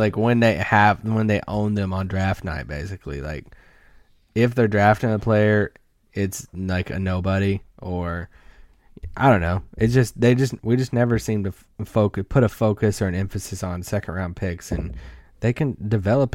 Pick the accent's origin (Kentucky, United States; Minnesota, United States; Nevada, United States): Kentucky, United States; I grew up in Kentucky